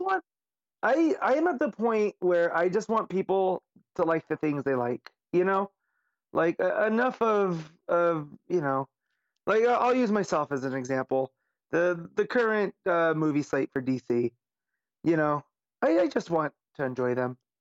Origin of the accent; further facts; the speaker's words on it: Las Vegas, Nevada, United States; Vegas is my hometown